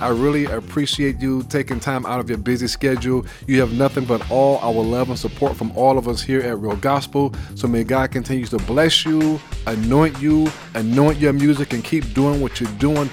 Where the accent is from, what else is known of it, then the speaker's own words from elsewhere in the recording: New York City, New York, United States; I'm from Brooklyn.